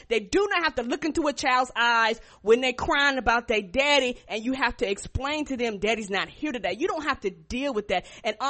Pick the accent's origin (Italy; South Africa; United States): United States; Albany, New York; born there; And we actually took a trip up to New York because I was born in Albany, New York.